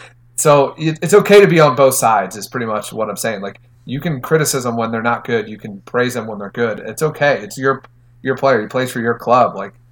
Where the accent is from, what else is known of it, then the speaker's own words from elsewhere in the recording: Philadelphia, Pennsylvania, United States; I'm from Philadelphia, where we let people know when they suck.